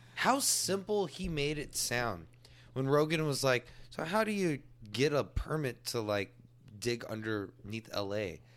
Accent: Texas, United States; I'm native Texan, and I praise being a native Texan

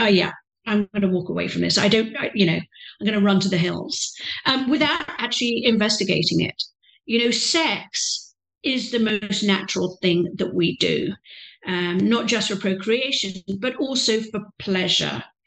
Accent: England, United Kingdom; moved away; I'm a British lady, young lady, you know, privately educated

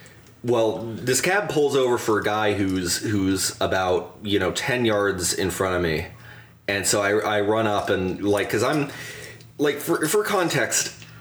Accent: Youngstown, Ohio, United States; I said I come from Youngstown. It's, you know, this dump in Ohio.

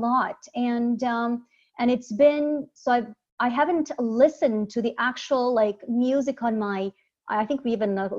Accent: Sarajevo, Bosnia & Herzegovina; moved away; also born or lived in Croatia; I'm originally from Bosnia, Sarajevo, Bosnia.

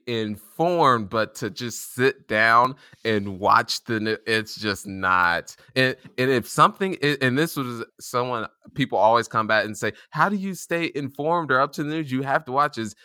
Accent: Indianapolis, Indiana, United States; I was born and raised in Indianapolis, Indiana

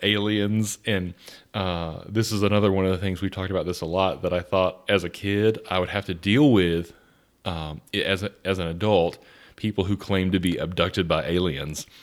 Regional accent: Atlanta, Georgia, United States; I grew up in South Atlanta, very close to the Atlanta airport.

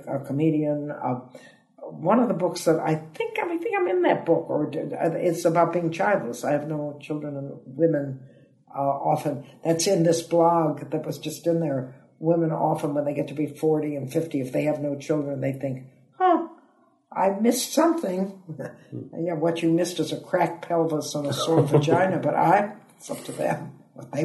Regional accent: Toledo, Ohio, United States; moved away as an adult; also born or lived in San Francisco, California; now in United Kingdom; I'm from Toledo, Ohio

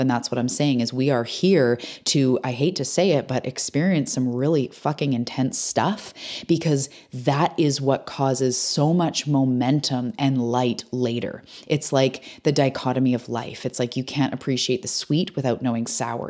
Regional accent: British Columbia, Canada; I'm a Canadian on my island, Vancouver Island

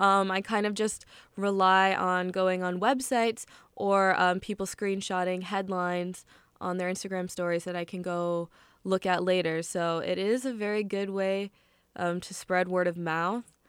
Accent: United States; I was just born and raised here always.

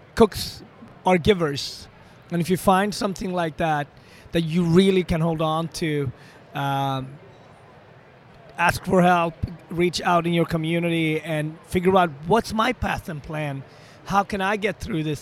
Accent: Sweden; moved away; also born or lived in Ethiopia; I was born in African Ethiopia in a small village, but I was raised extremely opposite in, the, in uh, Sweden, in northern part of Europe

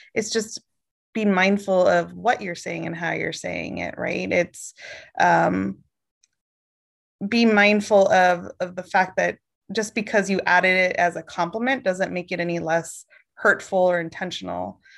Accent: Oregon, United States; moved away; also born or lived in Boston / Virginia; born in Boston, grew up in Oregon

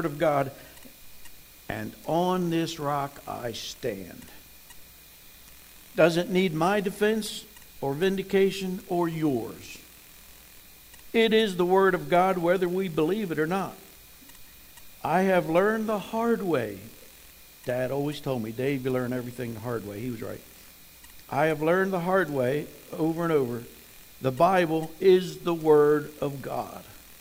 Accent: New Jersey, United States; moved away; I grew up in New Jersey

